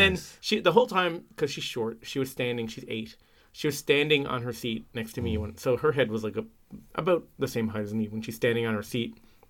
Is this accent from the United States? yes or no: no; Canada; we're Canadian